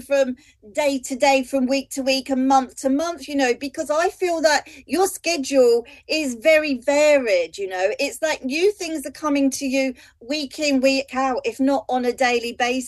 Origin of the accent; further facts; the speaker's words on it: London, United Kingdom; Being a Londoner